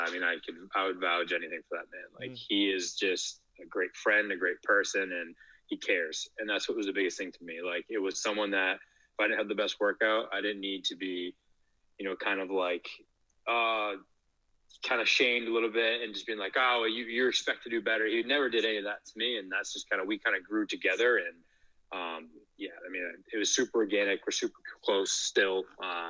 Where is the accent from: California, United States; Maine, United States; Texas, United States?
Maine, United States; also born or lived in New York City; I actually went to school in Portland, Maine. I'm born and raised in Maine.